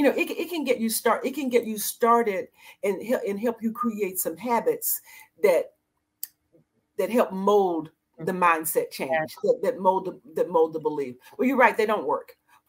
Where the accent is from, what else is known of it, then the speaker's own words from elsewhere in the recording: Annapolis, Maryland, United States; I said, well, you know, I'm here visiting from Maryland. He said, where? I said, Annapolis.